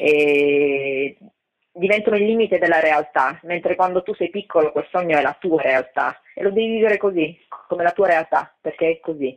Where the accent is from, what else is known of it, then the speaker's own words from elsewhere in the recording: Italy; moved away as an adult; also born or lived in Los Angeles, United States; ero più una straniera nel mio paese che di quanto non lo fossi in America